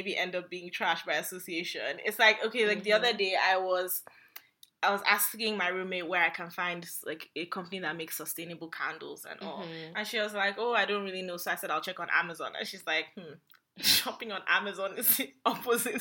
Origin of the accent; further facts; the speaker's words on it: Nigeria; as a Nigerian